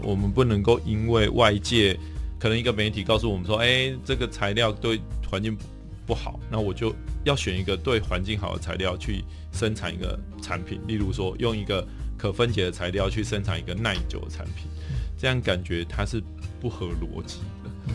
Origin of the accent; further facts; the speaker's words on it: Taiwan; 我们是台湾的